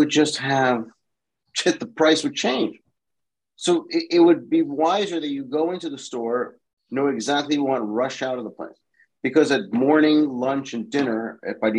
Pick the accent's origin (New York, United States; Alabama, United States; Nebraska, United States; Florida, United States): New York, United States; New York City; I went to Fleming, which was it was on Fifth Avenue between 62nd.